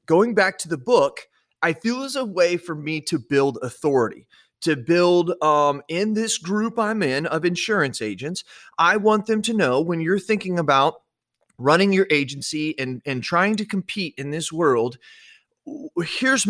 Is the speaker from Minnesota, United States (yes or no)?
no; Illinois, United States; also born or lived in Washington; When we moved from Washington to Illinois, we drove down to actually Arizona, Phoenix, Arizona, and then up to Illinois.